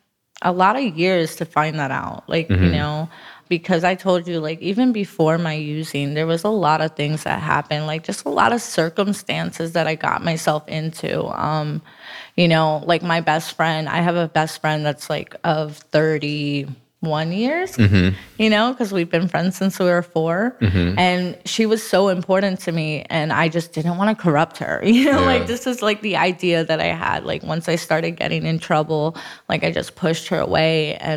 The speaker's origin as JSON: {"language": "English", "area": "Broward", "region": "Florida", "country": "United States", "tie": "born or raised there", "also_born_or_lived": "Miami", "said": "I am from Miami, but I grew up in Broward."}